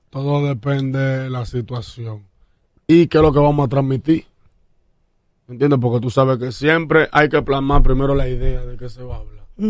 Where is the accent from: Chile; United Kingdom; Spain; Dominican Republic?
Dominican Republic; Santo Domingo Este, Distrito Nacional; Y Catanga queda al lado del barrio Puerto Rico donde yo nací